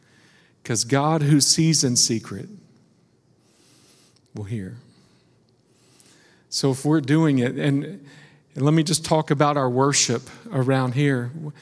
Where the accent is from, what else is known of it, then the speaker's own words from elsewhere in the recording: West Virginia, United States; I was raised in West Virginia, and they had this saying